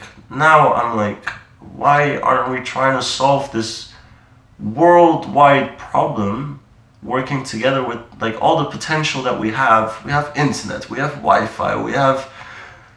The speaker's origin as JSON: {"language": "English", "town": "Amsterdam", "region": "North Holland", "country": "Netherlands", "tie": "born or raised there", "also_born_or_lived": "New Delhi, India", "first_language": "Dutch", "second_language": "English", "moved": "as an adult", "lives_now": "London, United Kingdom", "said": "I was born and raised in Holland. Then I was about 10, 11, went to India, lived there for 5 years"}